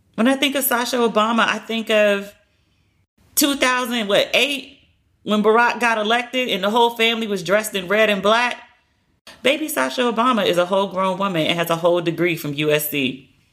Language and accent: English; United States; also born or lived in Cape Town, South Africa; now in London, United Kingdom; as an American